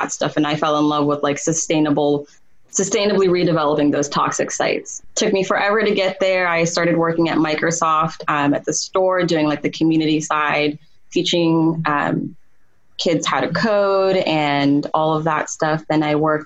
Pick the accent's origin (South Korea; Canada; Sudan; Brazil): Sudan; now in United States; I was born in Sudan